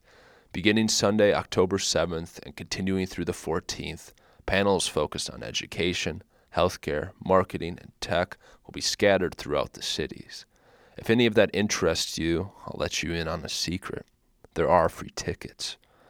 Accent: Minnesota, United States; moved away as an adult; I grew up in Minnesota, then left, toured the U.S., backpacked through Europe, and sailed across the Atlantic.

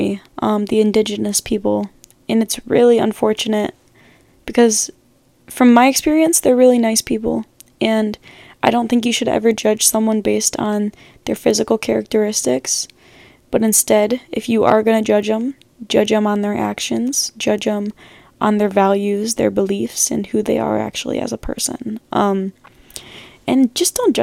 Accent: United States; I'm obviously American.

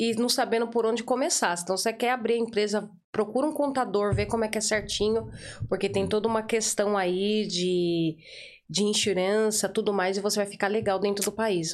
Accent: São Paulo, Brazil; first language Portuguese; moved away as an adult; now in Ireland; eu sou de São Paulo

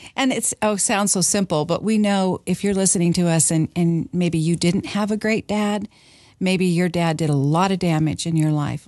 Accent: Washington, United States; moved away; I grew up in Washington

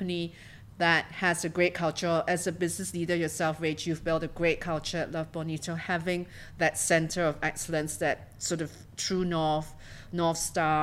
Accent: Singapore; also born or lived in London / Tokyo / Hong Kong; I'm a Singaporean and a career banker

